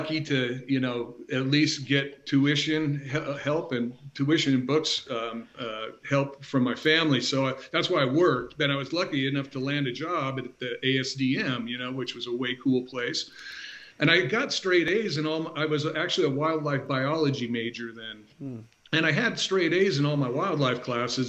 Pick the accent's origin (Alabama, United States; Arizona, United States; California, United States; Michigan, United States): Arizona, United States; Phoenix; I'm a native Arizona, and I was born and raised in Phoenix